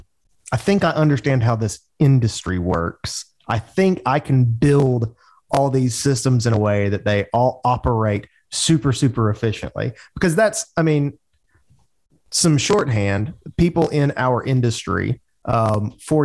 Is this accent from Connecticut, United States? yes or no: no; Birmingham, Alabama, United States; also born or lived in Auburn, Alabama; in Birmingham, Alabama, where I'm from.